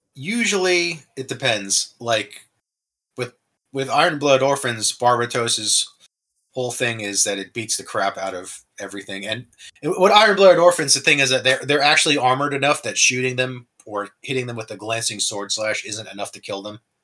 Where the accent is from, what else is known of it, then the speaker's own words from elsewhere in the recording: New Jersey, United States; I was raised in New Jersey where I was Christian